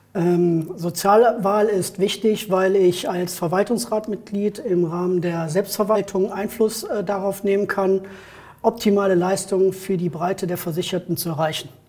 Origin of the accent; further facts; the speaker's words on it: Neuss, North Rhine-Westphalia, Germany; Ich bin geboren in Neuss und wohne auch in Neuss